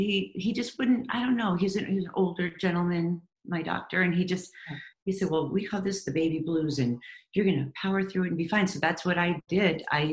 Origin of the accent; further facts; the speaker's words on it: Palo Alto, California, United States; born there; I was born in Palo Alto. My dad My dad got his doctorate there